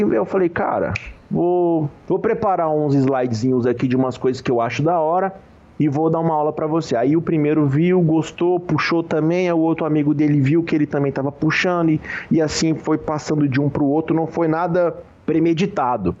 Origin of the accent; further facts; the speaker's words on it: Goiânia, Goiás, Brazil; Eu, eu sou, né, de Goiânia, Goiás